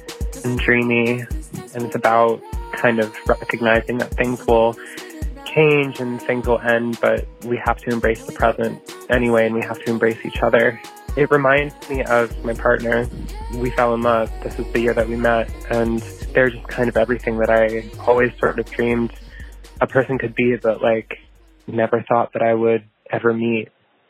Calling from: Davis, California, United States; I'm calling from Davis, California.

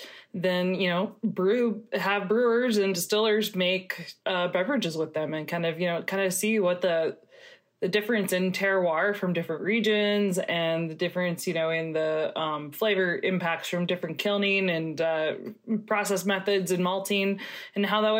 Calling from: Bozeman, Montana, United States; Hey there. Yeah, this is … Executive Director of the Craft Maltsters Guild, and I'm calling in from Bozeman, Montana.

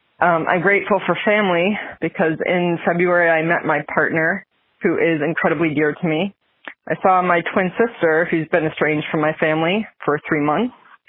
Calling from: Billerica, Massachusetts, United States; I'm from Billerica, Massachusetts

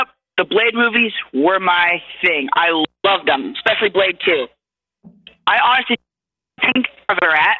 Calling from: California, United States; I'm calling from California.

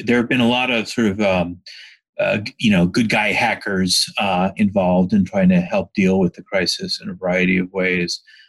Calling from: San Francisco, California, United States; I'm in San Francisco at home.

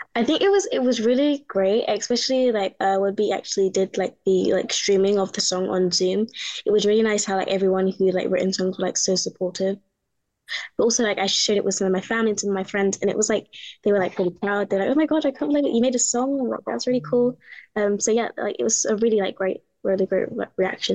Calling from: London, United Kingdom; I'm calling in from London in the UK.

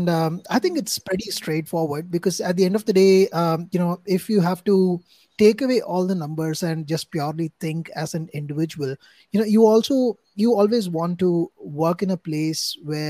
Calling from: India; say right now I'm talking from India. It's like 12 in the night.

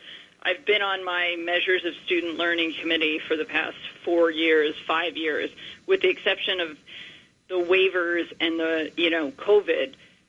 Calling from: New York City, New York, United States; Okay. I'm calling from Queens.

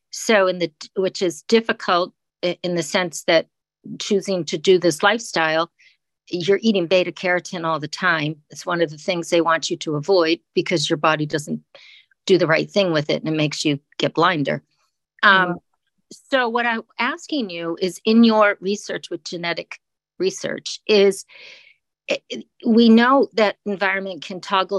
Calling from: Duxbury, Massachusetts, United States; Hi, yeah, it's … from Duxbury, Massachusetts.

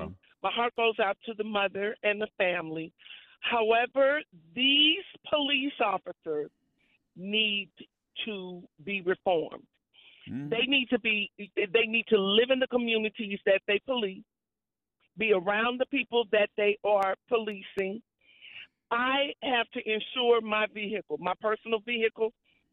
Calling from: Missouri, United States; Missouri. I'm from Missouri.

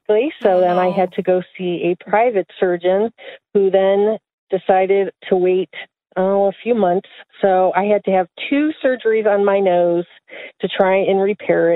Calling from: New York, United States; also born or lived in Ohio; I'm calling you from New York outside the city

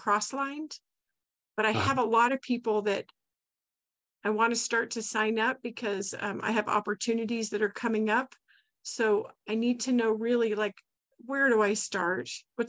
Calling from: Dayton, Nevada, United States; I'm from Nevada, Carson City, actually Dayton, east of Carson City, Nevada.

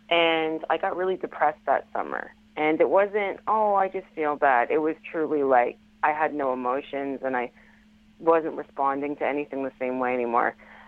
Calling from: Ontario, Canada

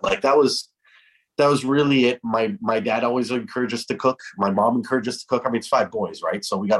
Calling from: Cairo, Cairo Governorate, Egypt; My walk-in closet. Cairo, Egypt.

